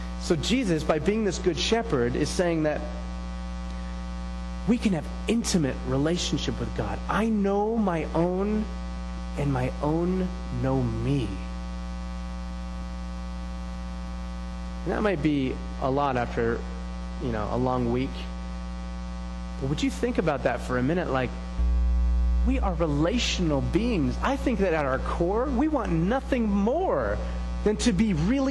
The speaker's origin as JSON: {"language": "English", "country": "United States", "said": "as American Christians"}